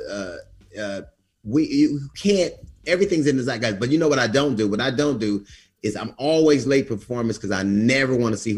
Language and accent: English; United States; then I'm American. I'm quintessentially American.